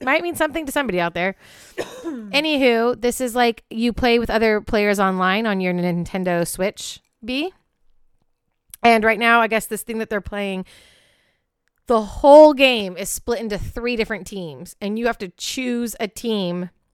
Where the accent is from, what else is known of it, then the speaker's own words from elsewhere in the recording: Pacific Northwest, United States; in my home state, the Pacific Northwest